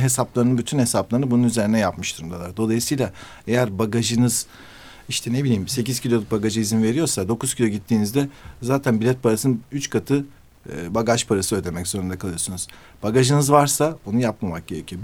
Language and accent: Turkish; Turkey; ben dedim işte Türkiye